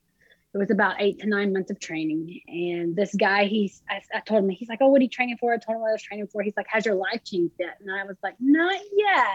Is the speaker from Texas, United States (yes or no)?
yes; Franklin, Texas, United States; moved away as an adult; also born or lived in San Antonio, Texas; I was born and raised in Texas, lived there till I was 26.